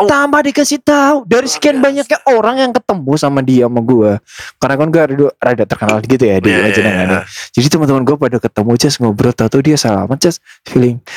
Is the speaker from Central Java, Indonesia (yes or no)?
yes; Cilacap, Central Java, Indonesia; jadi itu adalah pertama kalinya istri gue gue bawa ke hmm. uh, kampung gue yeah. di Cilacap.